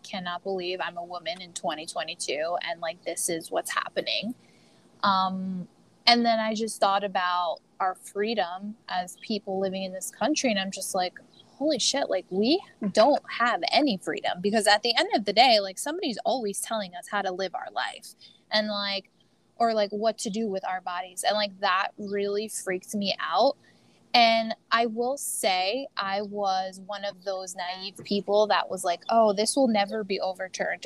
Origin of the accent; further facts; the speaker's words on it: United States; as an American